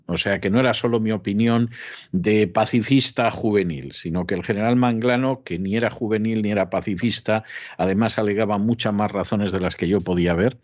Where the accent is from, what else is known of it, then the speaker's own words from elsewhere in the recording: Spain; siendo español y dependiendo de Iberdrola